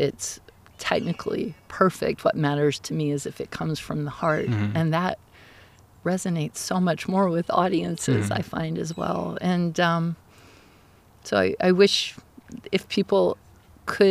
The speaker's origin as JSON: {"language": "English", "town": "Dallas", "region": "Texas", "country": "United States", "tie": "born or raised there", "also_born_or_lived": "Ogden, Utah / Denton, Texas / Miami, Florida / New Jersey", "moved": "as an adult", "lives_now": "Eugene, United States", "said": "I grew up in Dallas"}